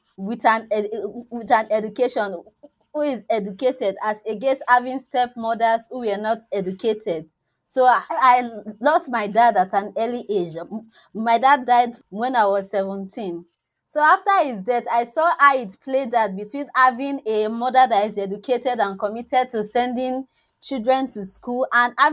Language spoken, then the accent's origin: English; Nigeria; from Nigeria